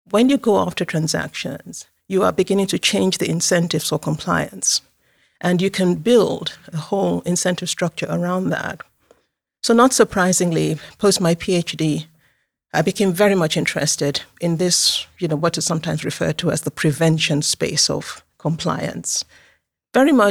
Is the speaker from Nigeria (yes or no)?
yes; Nigeria; also born or lived in Moscow, Russia; I was born in Moscow, in the US, former USSR. My parents were diplomats. I um, lived everywhere, and um, finally went to uh, the final years of my secondary school and university in Nigeria.